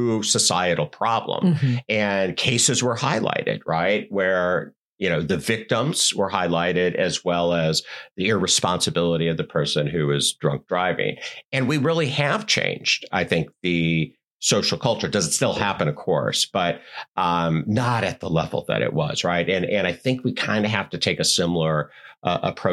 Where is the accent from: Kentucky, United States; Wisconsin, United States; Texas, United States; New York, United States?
Wisconsin, United States; I grew up in Wisconsin